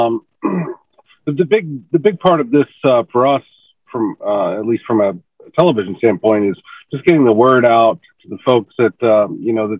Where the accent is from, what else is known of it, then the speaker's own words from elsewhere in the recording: Kentucky, United States; now in Baton Rouge, United States; I'm from Kentucky originally